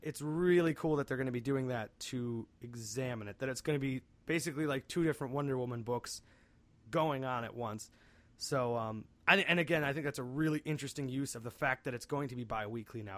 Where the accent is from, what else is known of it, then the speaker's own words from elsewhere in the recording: outside Cleveland, Northeast Ohio, United States; we are from Northeast Ohio, just a bit outside of Cleveland